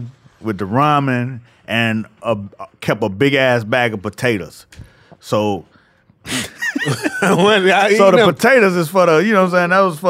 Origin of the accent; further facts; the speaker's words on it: Miami, Florida, United States; I grew up in Miami.